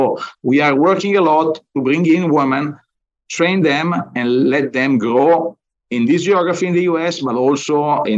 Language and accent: English; Bergamo, Lombardy, Italy; moved away as an adult; now in United States; I was born in Bergamo. Bergamo is a nice town close to Milan